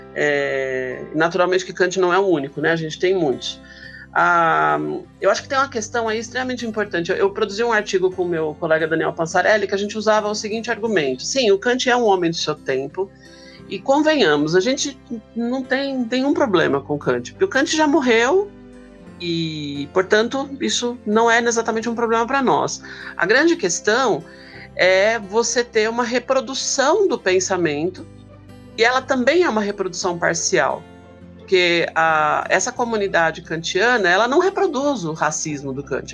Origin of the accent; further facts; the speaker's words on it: ABC Paulista, São Paulo, Brazil; moved away as an adult; now in São Paulo, Brazil; Eu sou do ABC Paulista, né? moro em São Paulo agora, mas morei boa parte da minha vida no ABC Paulista